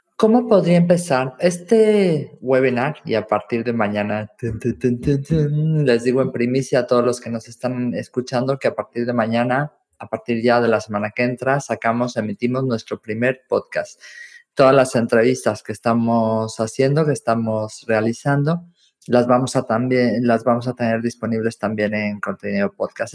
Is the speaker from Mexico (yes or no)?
yes; Mexico; now in Valencia, Spain; como mexicana